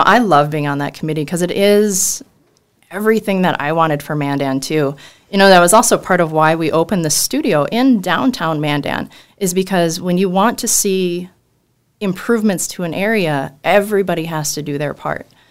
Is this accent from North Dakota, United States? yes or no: yes; Mandan, North Dakota, United States; we're all from Mandan